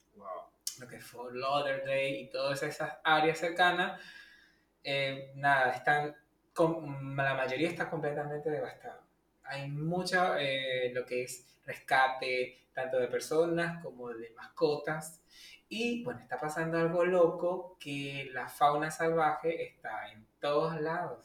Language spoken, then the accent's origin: Spanish; Venezuela; moved away; nuestro país, donde somos originarios nosotros, que es Venezuela